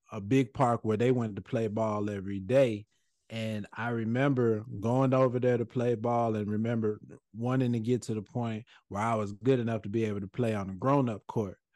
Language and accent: English; Bronx, New York, United States; born there; now in Georgia, United States; I moved from I moved from New York. I was born in the Bronx. Uh, you know, moved moved to Georgia.